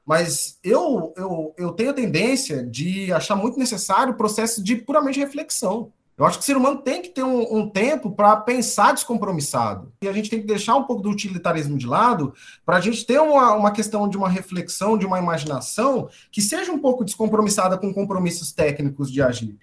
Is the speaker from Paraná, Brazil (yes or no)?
yes; Paraná, Brazil; accent: paranaense; moved away as an adult; also born or lived in Maringá, Paraná; now in Turiaçu, Brazil; Eu não perdi o, o sotaque paranaense de jeito nenhum